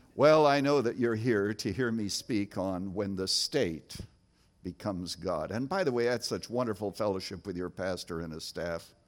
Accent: Canada; now in United States; as a boy growing up in Canada

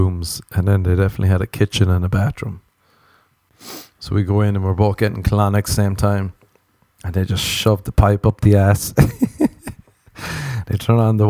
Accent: Ireland; moved away as an adult; now in Los Angeles, United States; I'm Irish

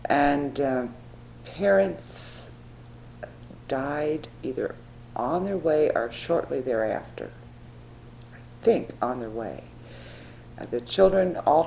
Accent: Webster Groves, Missouri, United States; also born or lived in St. Louis; I was born January 22, 1937 at St. Anthony's Hospital in St. Louis. And we moved within 3 months to Webster Groves, and I grew up in Webster then

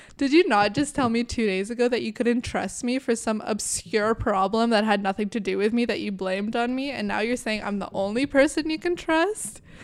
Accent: Canada; I was born in Canada

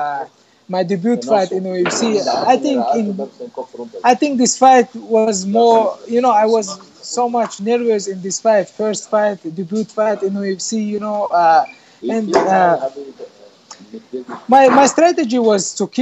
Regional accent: Chechnya, Russia; also born or lived in Czech Republic; now in Vienna, Austria; I'm from Chechnya, but I'm now living in Vienna, so beautiful Vienna

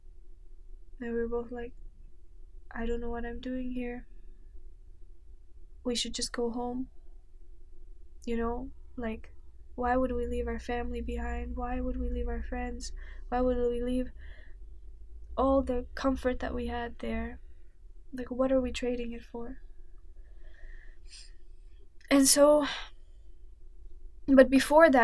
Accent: Lithuania; moved away as an adult; now in London, United Kingdom; I came back from Lithuania

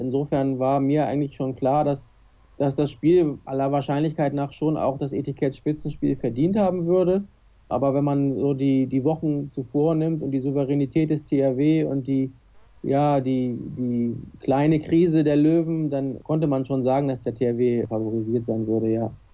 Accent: Kiel, Schleswig-Holstein, Germany; als Kieler

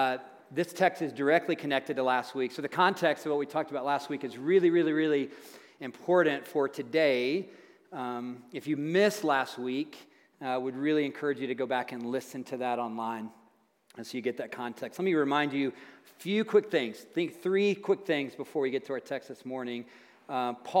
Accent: Tennessee, United States; moved away; I'm a farm boy from Tennessee where they say things like, all y'all

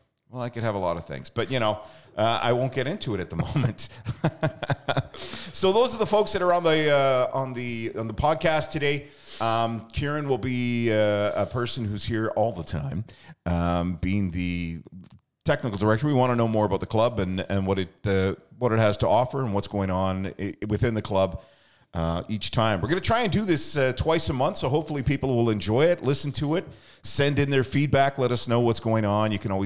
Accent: British Columbia, Canada; I remember that when I was younger, growing up in the Lower Mainland, it was definitely ride your bike to the park to play

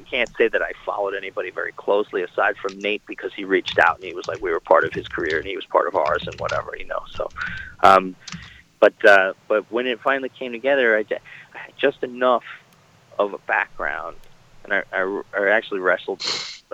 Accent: New York City, New York, United States; growing up in New York in 1984

